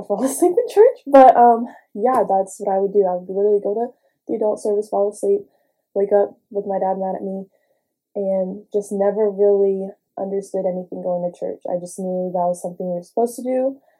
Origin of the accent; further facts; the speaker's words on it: Houston, Texas, United States; I grew up in Houston, grew up in a church household